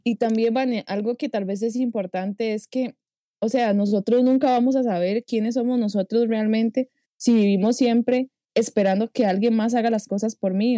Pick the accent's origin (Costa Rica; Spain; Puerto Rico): Costa Rica; accent: tico; mi acento tico